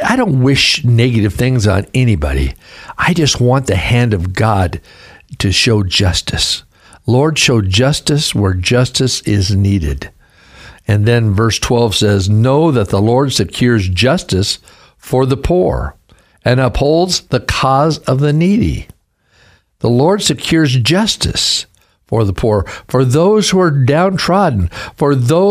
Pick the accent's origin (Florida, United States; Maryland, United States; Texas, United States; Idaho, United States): Idaho, United States; Caldwell; also born or lived in Pendleton, Oregon / Clarkston, Washington / Portland, Oregon; And then we got called to Caldwell, Idaho in 1963. I was 8 years old